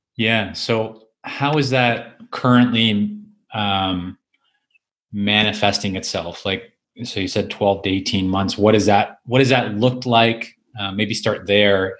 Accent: Canada; being a Canadian

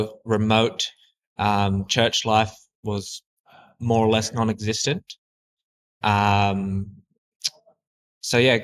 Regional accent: Katherine, Northern Territory, Australia; I'm from the Katherine Northern Territory, here in Australia here. Lived around the region my whole life.

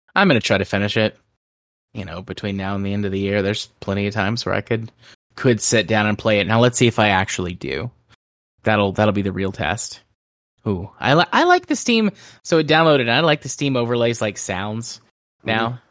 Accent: the South, United States; I'm from the South

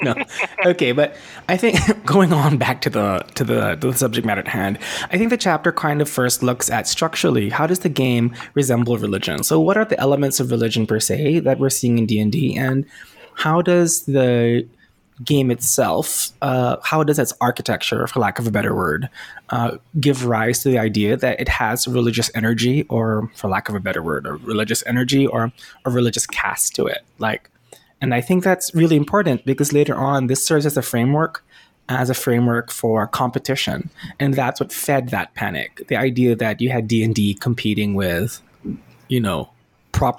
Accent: Philippines; I grew up in the Philippines

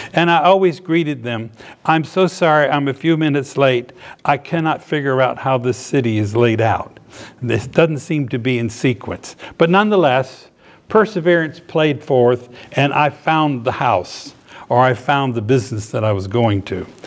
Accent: Norfolk, Virginia, United States; moved away as an adult; also born or lived in Miami, Florida; I grew up in Norfolk, Virginia

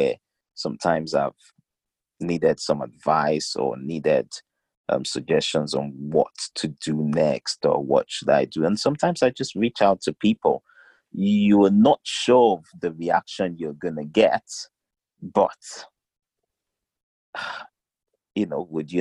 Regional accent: South West, Nigeria; also born or lived in South Wales / Cardiff / Newport / Plymouth; So we went back to Nigeria. Southwestern part of Nigeria, to be precise. Finished up the rest of my primary school, went to high school there

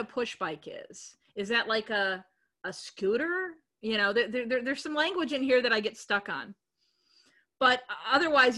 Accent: United States; being an American

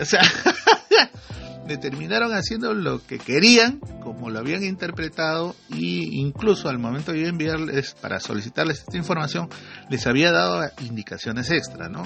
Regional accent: Iquitos, Loreto, Peru; como hacen en mi tierra, ¿no? en Jiquitos

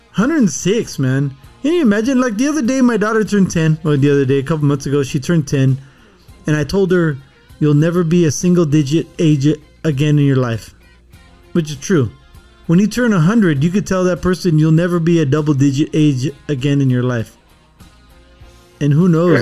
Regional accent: California, United States; when we were growing up in California

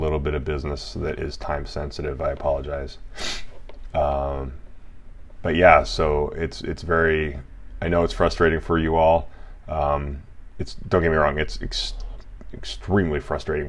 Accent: Colorado, United States; now in Los Angeles, United States; I was born in Colorado

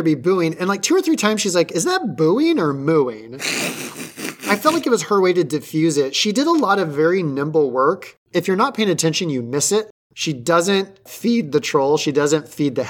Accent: Cincinnati, Ohio, United States; we grew up in Cincinnati area

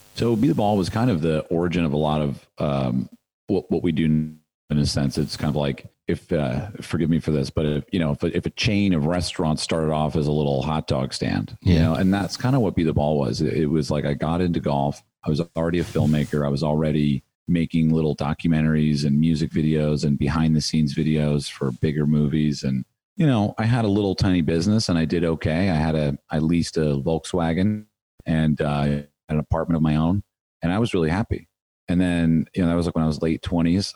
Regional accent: United States; as an American golfer

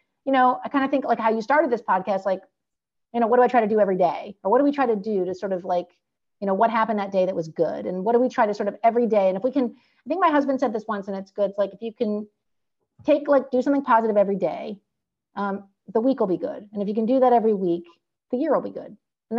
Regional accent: California, United States; I'm from California

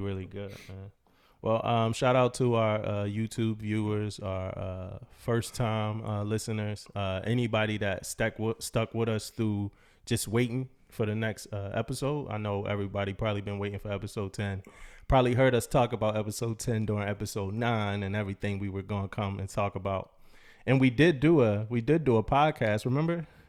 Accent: East Coast, United States; moved away as an adult; also born or lived in San Diego, California; I'm from the East Coast

